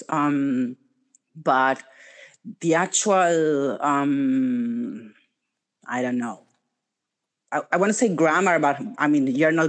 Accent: Buenos Aires, Argentina; first language Spanish; English is a second language; My first language is Spanish.

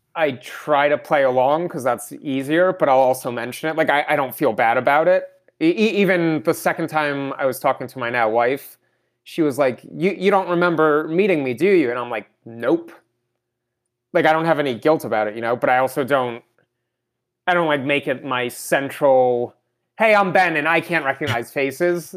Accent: Russia; I was born in Russia

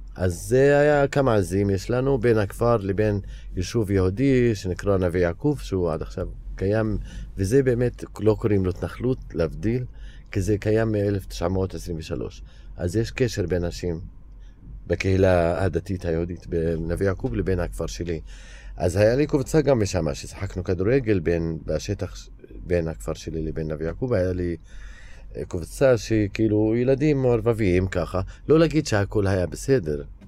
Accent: Hizma, Palestine; Hebrew is a second language; now in Ramallah, Palestine; אני מכפר חזמה, שזה עשר דקות ממרכז ירושלים, אז אני גדלתי באזור ירושלים

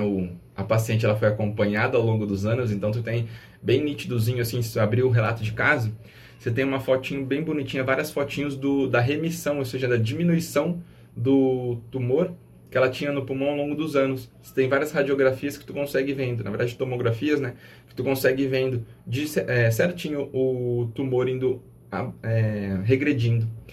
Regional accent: Brazil; nós, enquanto brasileiros

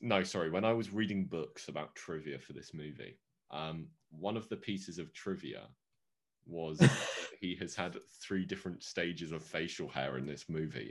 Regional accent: England, United Kingdom; accent: English; I am British.

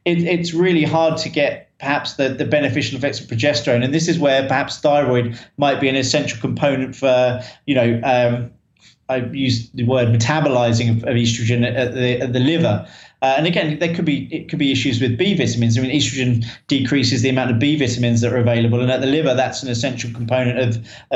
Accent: Tunbridge Wells, South East England, United Kingdom; I'm from Kent in Tunbridge. Tunbridge in Kent, which is in the UK, sometimes referred to as the Garden of England

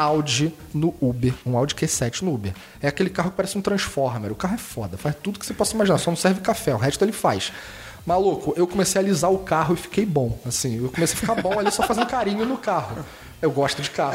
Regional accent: Rio de Janeiro, Brazil; accent: carioca; Eu sou carioca, tá? E meu sotaque não nega.

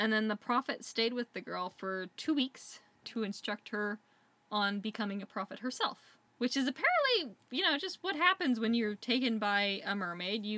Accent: United States; as an American

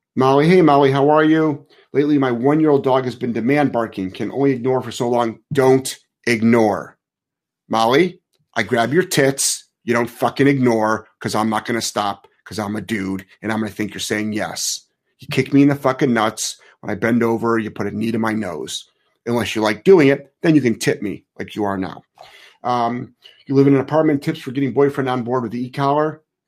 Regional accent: Cleveland, Ohio, United States; I'm from Cleveland

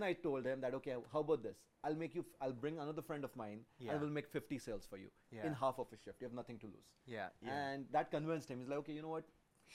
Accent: India; also born or lived in London, Ontario, Canada; now in Canada; I'm Indian

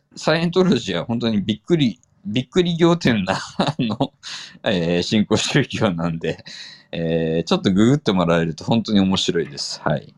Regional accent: Fukuoka, Japan; 本当地元福岡のね、

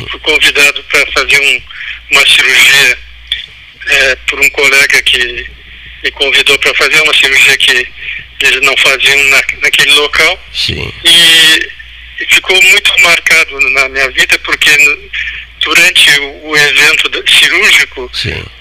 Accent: Pelotas, Rio Grande do Sul, Brazil; Sim, sou nascido em Pelotas.

